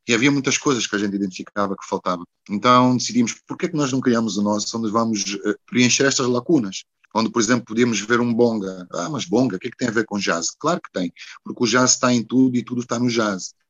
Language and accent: Portuguese; Porto, Norte, Portugal; moved away as an adult; also born or lived in Brazil; now in Luanda, Angola; foi onde eu nasci, naturalmente, que é Luanda. Mas depois de Luanda, o sítio mais importante é realmente o Porto